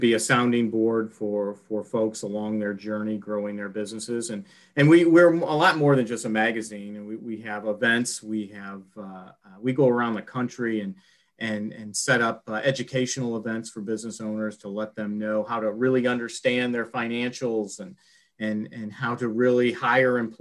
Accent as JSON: {"language": "English", "town": "Florissant", "region": "Missouri", "country": "United States", "tie": "born or raised there", "said": "I grew up here. I'm a St. Louisan, born and raised in Florissant, Missouri, up in North County"}